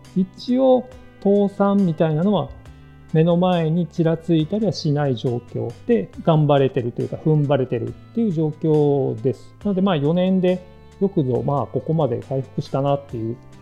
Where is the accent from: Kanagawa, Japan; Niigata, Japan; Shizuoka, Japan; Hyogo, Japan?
Hyogo, Japan; moved away as an adult; also born or lived in Kobe / Osaka / Fukuoka; now in Saga, Japan; 兵庫県出身で高校卒業まで兵庫県の超田舎に住んでいた